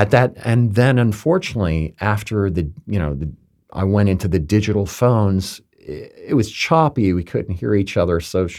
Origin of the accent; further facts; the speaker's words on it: Palm Beach, Florida, United States; my hometown